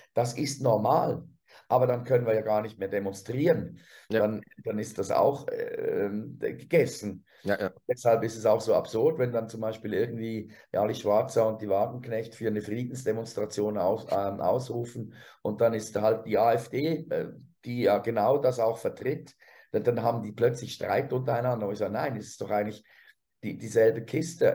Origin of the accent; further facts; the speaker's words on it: Switzerland; als Schweizer